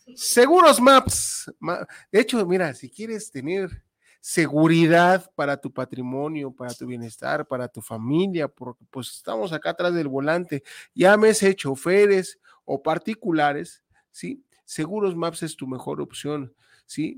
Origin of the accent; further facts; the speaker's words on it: Mexico; como malos mexicanos que somos